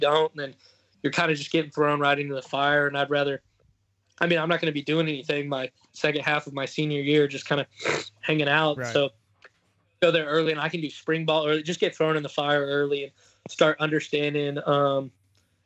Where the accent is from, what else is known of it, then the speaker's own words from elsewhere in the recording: Texas, United States; I'm from the South and from Texas